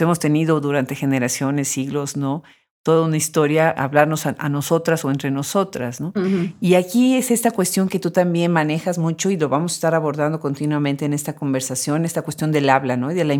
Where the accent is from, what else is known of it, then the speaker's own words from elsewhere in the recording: Mexico; yo soy de origen mexicano